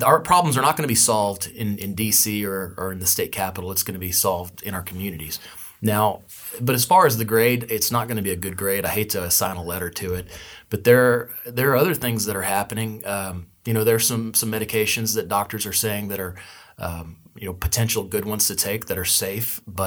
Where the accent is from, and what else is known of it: United States